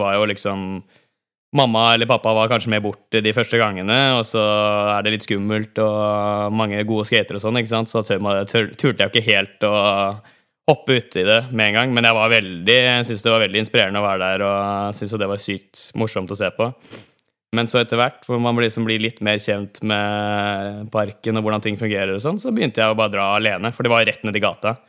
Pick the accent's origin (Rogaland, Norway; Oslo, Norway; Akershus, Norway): Akershus, Norway; Bærum; Jeg vokste opp på Bekkestua til Bærum